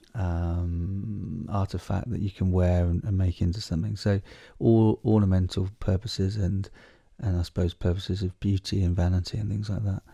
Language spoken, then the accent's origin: English; Southwold, East of England, United Kingdom; now in Malawi; when I was a kid growing up where we grew up in the South Ward, right in that beautiful sort of special area of conservation, which is down on the Blythe Estuaries